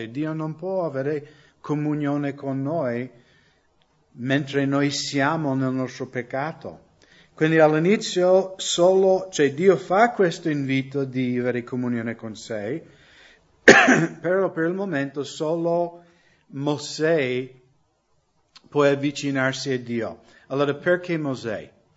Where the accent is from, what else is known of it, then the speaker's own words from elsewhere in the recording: United States; Italian is a second language; moved away as an adult; now in Italy; anche io crescendo, perché negli Stati Uniti conoscevo credenti che erano legalisti